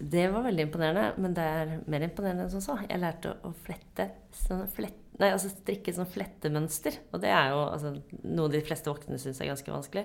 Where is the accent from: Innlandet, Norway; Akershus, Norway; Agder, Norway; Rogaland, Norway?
Akershus, Norway; Lysaker; jeg vokste opp på Lysaker, så dette var inne i Oslo sentrum